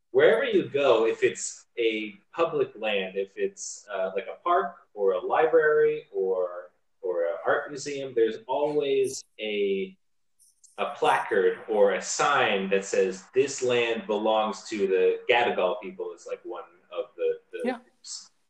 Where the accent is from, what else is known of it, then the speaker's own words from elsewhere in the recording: Pennsylvania, United States; moved away as an adult; also born or lived in Queensland, Australia; now in Sydney, Australia; if they pick up on your accent, they're like, where are you from? And then, and then you say the United States, and they say where, and then you say Pennsylvania.